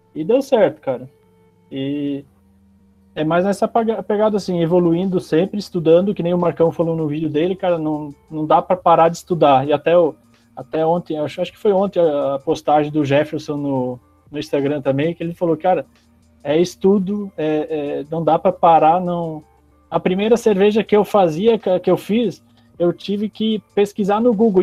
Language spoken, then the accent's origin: Portuguese; Pomerode, Santa Catarina, Brazil; also born or lived in Bolivia; now in Palmas, Brazil; Eu sou natural de Santa Catarina, Pomerode, do lado de Blumenau